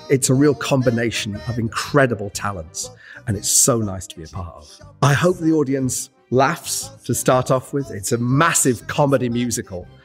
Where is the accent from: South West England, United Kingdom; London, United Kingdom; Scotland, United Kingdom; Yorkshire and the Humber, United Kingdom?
Yorkshire and the Humber, United Kingdom; my childhood in Yorkshire, growing up around Yorkshire women, strong women.